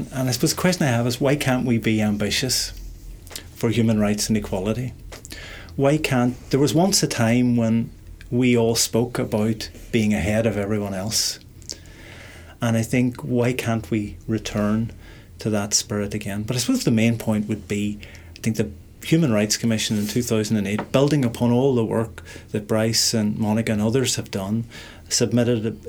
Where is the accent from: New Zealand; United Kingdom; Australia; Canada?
United Kingdom; Derry, Northern Ireland; I was born in Derry in 1970, so in a sense I'm one of the generation who lived through the consequences of what's happening here in the 1960s